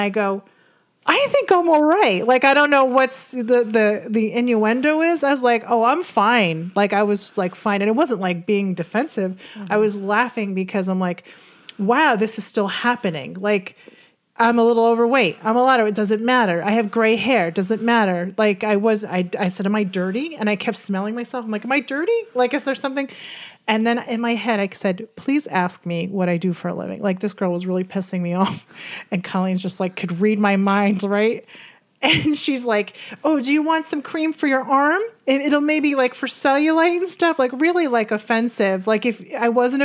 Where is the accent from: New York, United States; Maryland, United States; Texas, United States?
New York, United States; Hudson Valley; We're from the Hudson Valley